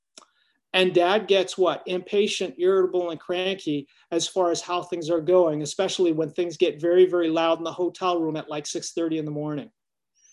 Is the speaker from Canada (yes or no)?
yes; Canada; now in United States; I'm Canadian. We grew up with more snow than we needed.